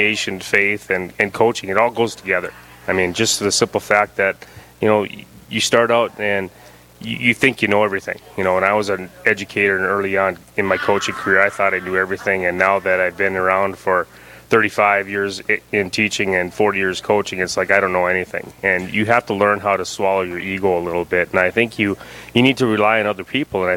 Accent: Dickinson, North Dakota, United States; I grew up in Dickinson. I am a Trinity grad

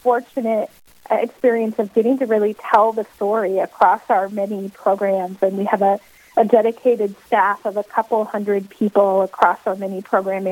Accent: Western Iowa, United States; also born or lived in Southeast United States; now in Sioux Falls, United States; I grew up in Western Iowa

